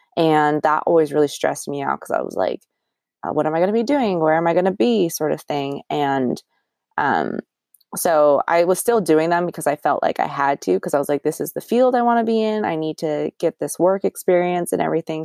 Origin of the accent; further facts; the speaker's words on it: Orangevale, California, United States; born and raised in the Sac area. Technically, not from Sacramento. I'm from Orangevale, which is a small city, but in Sacramento County